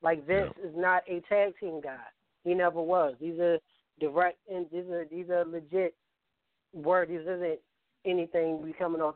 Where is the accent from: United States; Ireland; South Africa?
United States; Baltimore, Maryland; accent: Baltimore; my Baltimore accent